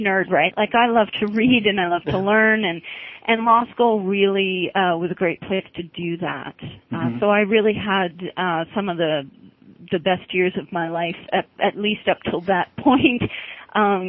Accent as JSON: {"language": "English", "town": "Toronto", "region": "Ontario", "country": "Canada", "tie": "born or raised there", "said": "I grew up in Toronto"}